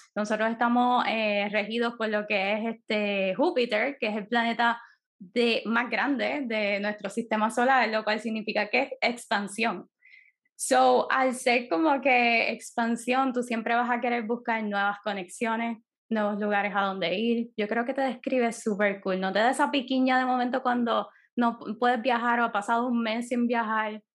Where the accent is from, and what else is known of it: Puerto Rico